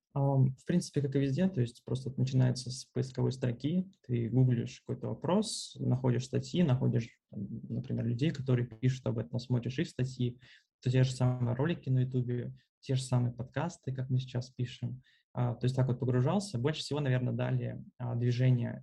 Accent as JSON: {"language": "Russian", "town": "Smolensk", "region": "Smolensk Oblast", "country": "Russia", "also_born_or_lived": "Moscow, Russia", "moved": "yes", "lives_now": "Turkey", "said": "в Турцию я приехал из Москвы 4 месяца назад. А, собственно, это, в принципе, третий мой город, а, в котором я живу. До этого был Смоленск."}